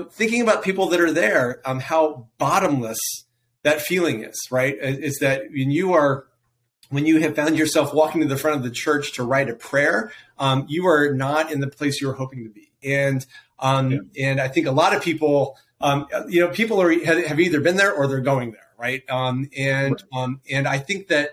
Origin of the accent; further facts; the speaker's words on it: Missouri, United States; I grew up in Missouri. I grew up in a little town outside of Kansas City